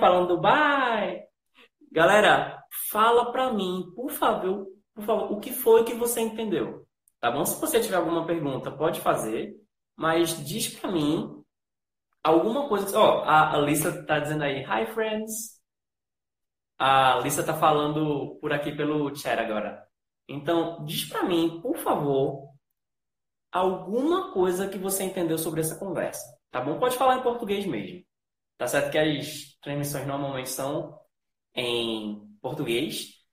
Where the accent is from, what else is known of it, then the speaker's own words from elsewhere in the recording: Recife, Pernambuco, Brazil; eu não só sou brasileiro, eu sou nordestino. Eu sou aqui do Recife